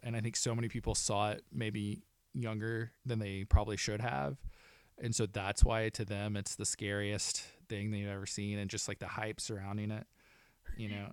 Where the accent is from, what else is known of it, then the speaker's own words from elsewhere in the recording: Arkansas, United States; growing up in Arkansas, I worked with the Little Rock Film Festival for ten years